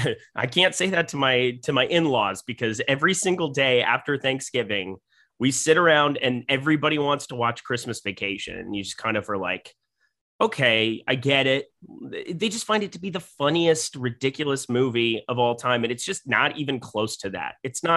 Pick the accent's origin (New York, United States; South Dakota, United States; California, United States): South Dakota, United States; I was from South Dakota.